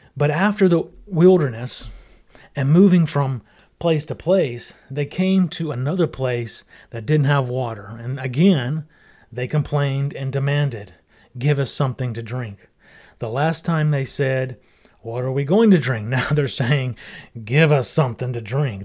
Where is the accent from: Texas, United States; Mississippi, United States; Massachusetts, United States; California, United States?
Mississippi, United States; I grew up in Mississippi